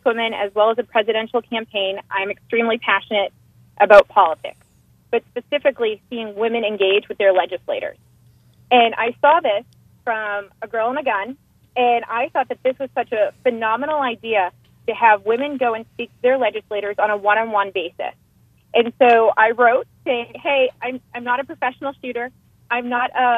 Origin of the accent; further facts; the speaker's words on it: Boston, Massachusetts, United States; I'm from Boston